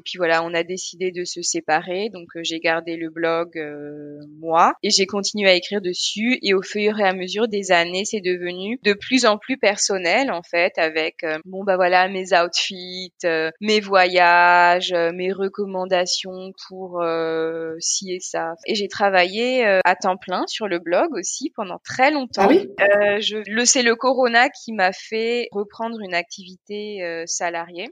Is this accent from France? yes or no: yes; Paris, Île-de-France, France; born or raised there; moved away as an adult; also born or lived in Guadeloupe / Alsace-Lorraine; now in Berlin, Germany